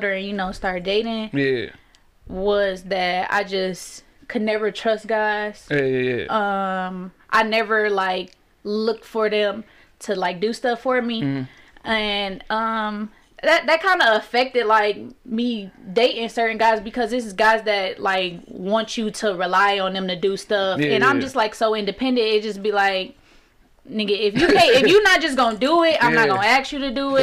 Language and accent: English; Detroit, Michigan, United States; I'm from Plymouth, like, all the way west side, Plymouth. I stay in like four different houses on Plymouth, so literally that's my hood.